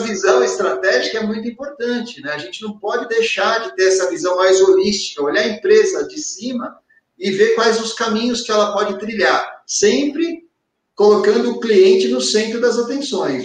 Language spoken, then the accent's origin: Portuguese; Ribeirão Pires, São Paulo, Brazil; E eu sou de Ribeirão Pires, uma cidade que fica a 50 quilômetros da corretora